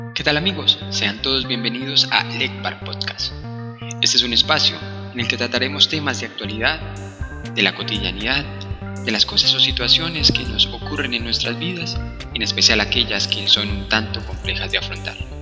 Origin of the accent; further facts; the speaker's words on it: Colombia; Soy un colombiano